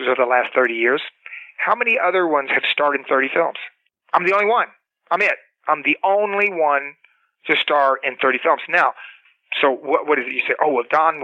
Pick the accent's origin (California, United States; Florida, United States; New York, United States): Florida, United States; Cocoa Beach; moved away as an adult; also born or lived in Los Angeles; I was a kid from Cocoa Beach, Florida